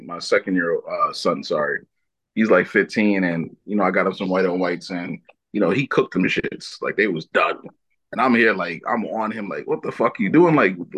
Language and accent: English; United States; moved away; I grew up in Jersey, New York